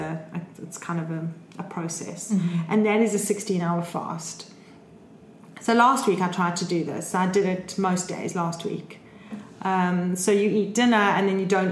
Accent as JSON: {"language": "English", "country": "South Africa", "said": "I'm South African"}